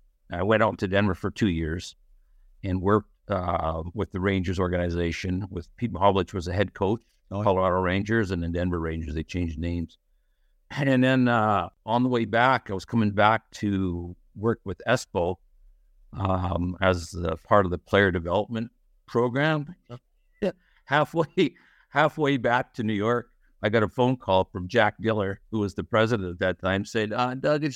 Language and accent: English; Edmonton, Alberta, Canada; Well, Edmonton, Alberta. That's where I grew up and played 4 years of juniors there with the Wild Kings.